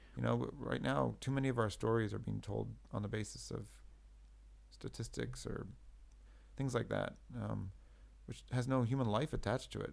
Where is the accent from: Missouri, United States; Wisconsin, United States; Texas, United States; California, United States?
California, United States; I grew up in California in the '80s